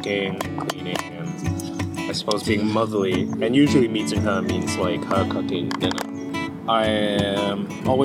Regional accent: Manchester, North West England, United Kingdom; moved away as an adult; also born or lived in Bolton; now in London, United Kingdom; I was born in Bolton, lived there for a few years until I was like 5 or 6, and kind of grew up in Manchester actually, and yeah, studied in Manchester

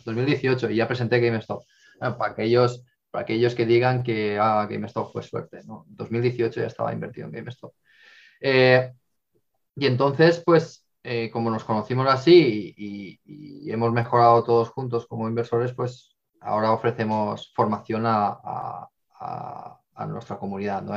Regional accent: Castellón de la Plana, Valencian Community, Spain; moved away; also born or lived in Madrid; yo soy de Castellón

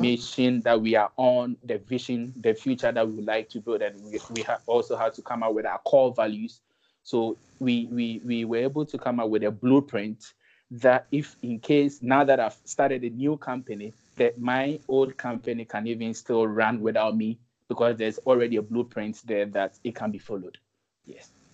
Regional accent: Ashanti, Ghana; I happen to come from the Ashanti region

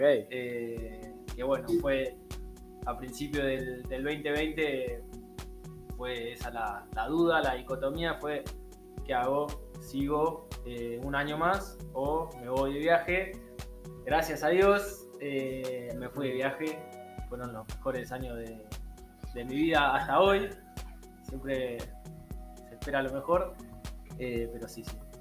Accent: Argentina; moved away as an adult; now in Australia

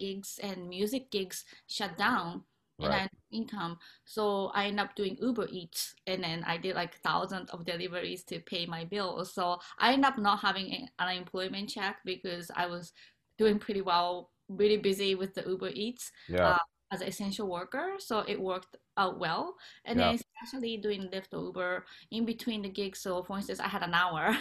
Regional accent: Japan; moved away; I'm originally from Japan

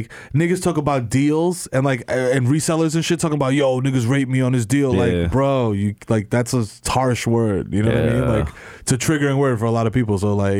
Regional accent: New York City, New York, United States; Like, that's my growing up in New York

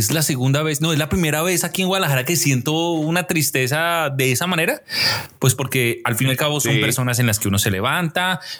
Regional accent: Colombia; now in Mexico; cuando yo vine de Colombia a México

